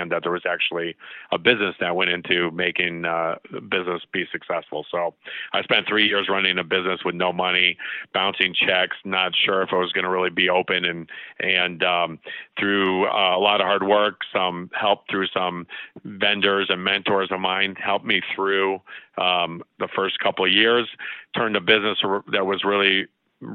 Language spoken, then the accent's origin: English; Tucson, Arizona, United States; also born or lived in Chicago; I was born in Chicago, but I grew up in Tucson